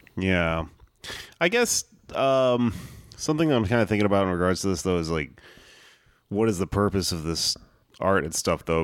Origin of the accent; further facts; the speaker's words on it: United States; I am American